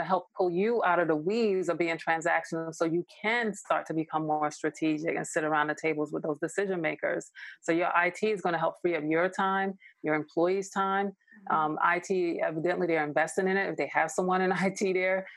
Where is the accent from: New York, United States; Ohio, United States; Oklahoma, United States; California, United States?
New York, United States; moved away as an adult; now in Los Angeles, United States; I'm originally from New York. I live